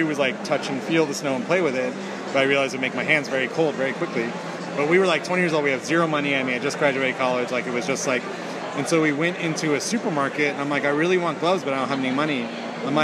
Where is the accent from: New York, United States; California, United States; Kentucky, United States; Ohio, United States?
California, United States; San Francisco Bay Area; I grew up in the San Francisco Bay Area. My family never left